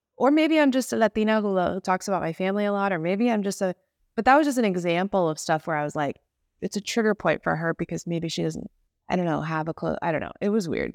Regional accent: suburbs of Chicago, Illinois, United States; now in Los Angeles, United States; I grew up in the Midwest suburbs of Chicago

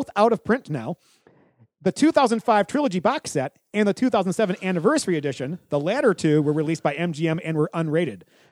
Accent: Detroit, Michigan, United States; I'm from the Detroit area

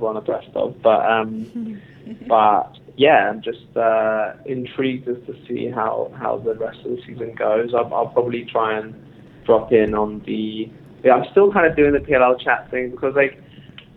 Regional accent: London, United Kingdom; I grew up in London

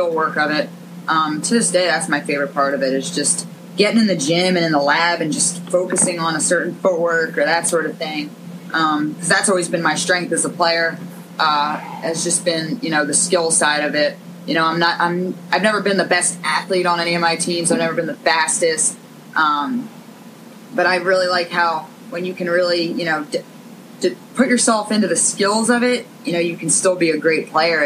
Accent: Narberth, Pennsylvania, United States; I'm from Philadelphia, right outside of Philly, Narberth.

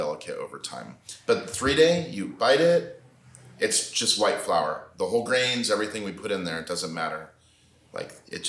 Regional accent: United States; I'm American man.

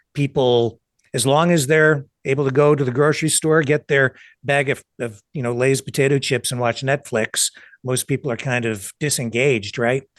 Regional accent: Canada

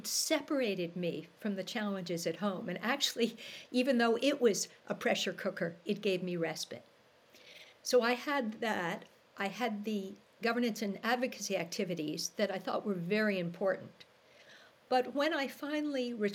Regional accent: New York City, New York, United States; moved away as an adult; now in Canada; I'm originally from New York City, married a Canadian and came up

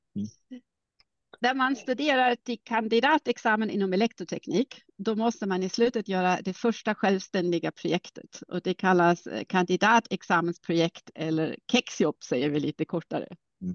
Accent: Germany; accent: German; Swedish is a second language; moved away as an adult; also born or lived in Karlsruhe / Uppsala; now in Stockholm, Sweden; Alltså jag är ursprungligen tysk. Jag har inte så stark mm. tysk accent för min mor är finlandssvensk

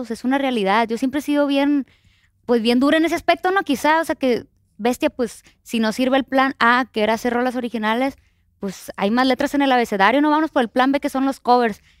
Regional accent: Culiacán, Sinaloa, Mexico; moved away; Yo soy de Culiacán, Sinaloa, ¿no?

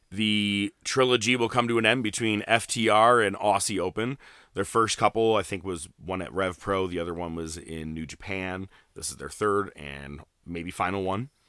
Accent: Winnipeg, Manitoba, Canada; someone go back to Toronto. I'm from Winnipeg, you idiot.

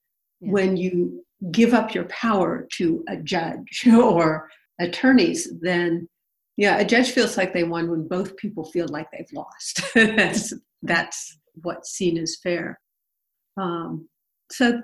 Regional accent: Berkeley, California, United States; I was born in Berkeley. I live here now

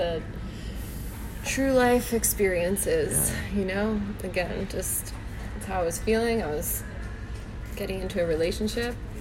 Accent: Parkland, Florida, United States; now in Santa Clarita, United States; I grew up in Parkland, Florida

